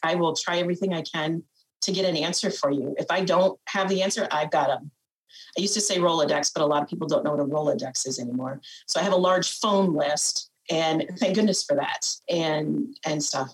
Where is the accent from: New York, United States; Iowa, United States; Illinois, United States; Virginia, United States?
Iowa, United States; Fort Atkinson; I'm originally from Winneshiek County, which is about an hour north of northeast of me here, um, in a small town called Fort Atkinson, where I grew up